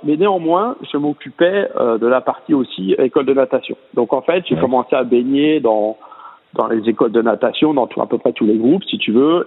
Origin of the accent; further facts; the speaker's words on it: Charleville-Mézières, Grand Est, France; je suis originaire de Charleville-Mézières